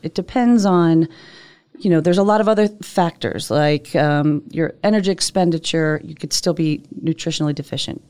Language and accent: English; Northeast, United States; I'm from the Northeast.